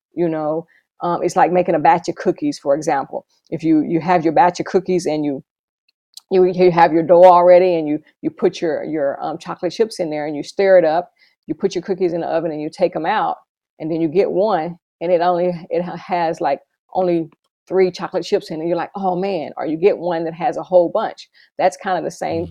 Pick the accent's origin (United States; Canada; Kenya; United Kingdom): United States; Dallas, Texas; moved away as an adult; also born or lived in Los Angeles, California / Bridgetown, Barbados / San Juan, Puerto Rico; now in Kansas, United States; I'm originally from Dallas, Texas.